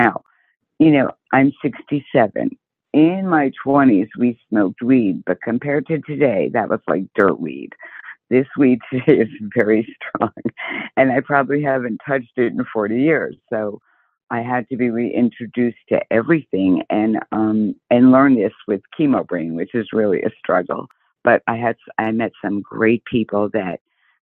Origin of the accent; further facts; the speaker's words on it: New Jersey, United States; also born or lived in South Haven, Michigan; now in Arizona, United States; I'm originally from New Jersey, but I reside in Arizona. And I moved here from Michigan, actually, South Haven, Michigan